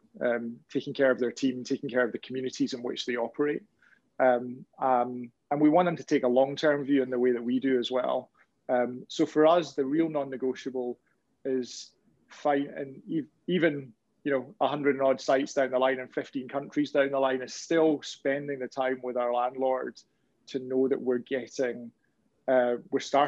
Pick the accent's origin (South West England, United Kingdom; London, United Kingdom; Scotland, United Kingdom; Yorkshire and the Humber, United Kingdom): Scotland, United Kingdom; Glasgow; I'm from Glasgow, so it's not too far off being a frozen tundra